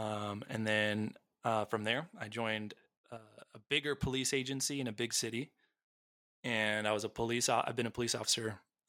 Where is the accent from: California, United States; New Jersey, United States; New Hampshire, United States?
California, United States; Los Angeles; Born and raised in Southern California, near a great, beautiful city called Los Angeles.